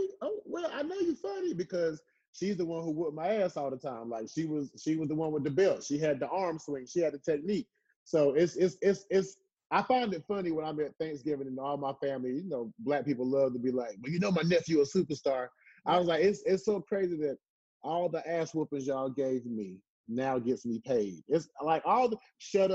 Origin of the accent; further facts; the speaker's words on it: Southern Pines, North Carolina, United States; moved away as an adult; I grew up in Southern Pines. Country town, you know, tough growing up